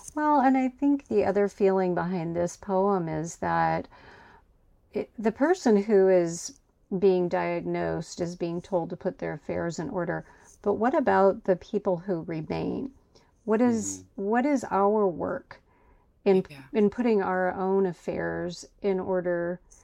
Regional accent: Huxley, Iowa, United States; moved away; I was born in a tiny town called Huxley, Iowa. I left and lived all over the country, and then I came back to my hometown of Huxley, Iowa, population 4,288.

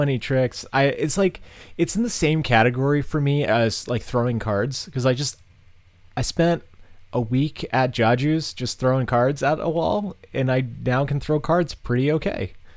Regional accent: Massachusetts, United States; moved away; I'm, I'm from Massachusetts.

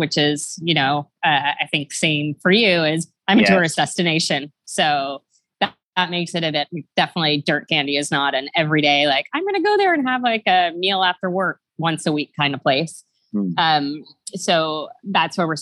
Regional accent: Ottawa, Ontario, Canada; also born or lived in Toronto; I was born in Ottawa, JP. Ottawa, but I moved to Toronto when I was 11

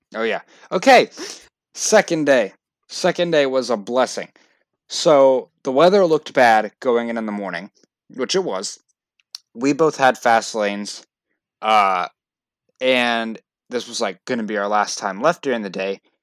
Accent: Florida, United States; I love Florida because it, not just because it's my home state

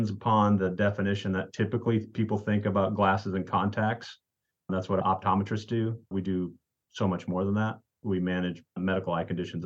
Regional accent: South Dakota, United States; now in Hermiston, United States; I grew up in South Dakota. That's where I was born.

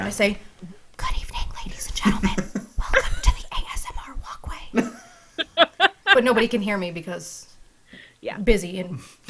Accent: upstate New York, United States; moved away; I'm from upstate New York. I'm sure you could hear it in my voice.

